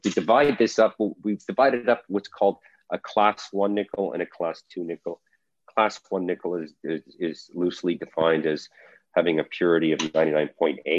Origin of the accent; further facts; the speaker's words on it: Calgary, Alberta, Canada; moved away; was born and raised in Calgary, Alberta, in Canada. Um, I did my high school and university there.